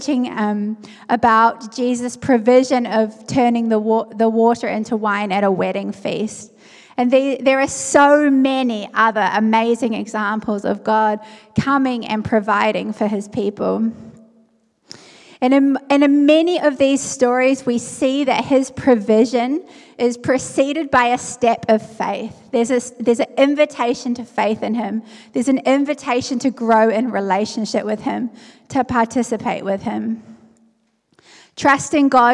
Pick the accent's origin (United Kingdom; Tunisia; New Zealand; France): New Zealand; moved away as an adult; also born or lived in South Africa; I'm from New Zealand, so I left my home and everything I knew and went overseas